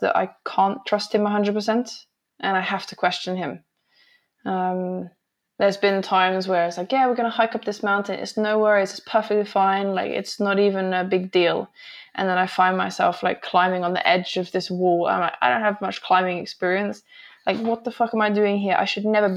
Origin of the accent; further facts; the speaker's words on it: England, United Kingdom; moved away; I grew up in England